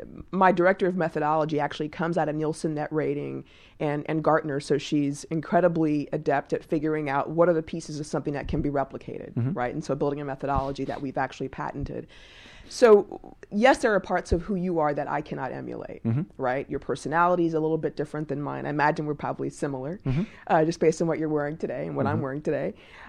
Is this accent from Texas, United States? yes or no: yes; Texas, United States; I'm actually from Texas originally.